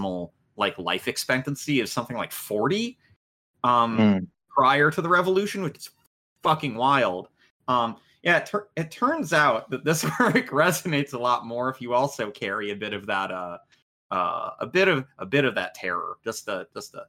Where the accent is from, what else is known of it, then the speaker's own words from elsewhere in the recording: United States; I'm too American.